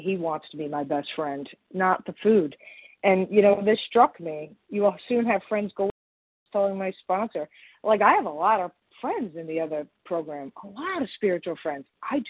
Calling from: Long Island, New York, United States; I'm sorry, I'm calling from Long Island, New York.

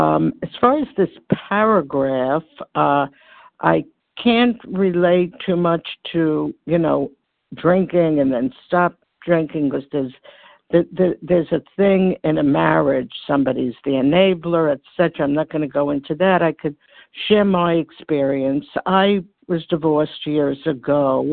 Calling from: New York, United States; Hi, this is Barbara. I'm calling from New York.

